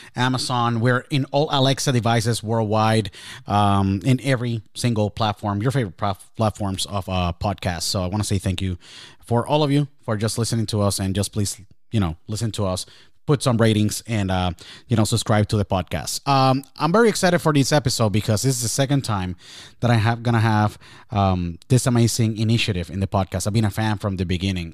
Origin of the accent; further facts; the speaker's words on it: Puerto Rico; my home country, Puerto Rico